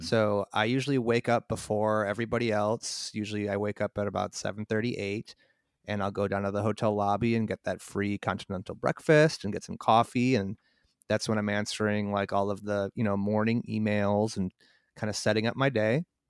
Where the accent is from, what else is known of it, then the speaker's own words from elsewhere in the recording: Mundelein, Illinois, United States; I grew up in a town called Mundelein, north of Chicago.